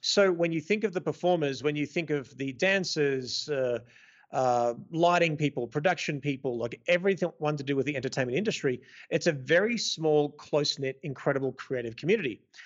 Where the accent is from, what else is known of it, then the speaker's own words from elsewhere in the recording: Melbourne, Victoria, Australia; moved away as an adult; now in Las Vegas, United States; born and raised in Melbourne, Australia, uh, Greek background. I now live mostly in the U S, in Las Vegas.